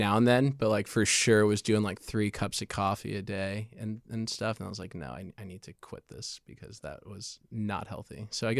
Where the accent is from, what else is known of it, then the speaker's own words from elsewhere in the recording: Los Angeles, California, United States; Born and raised in Los Angeles. Went to USC for college.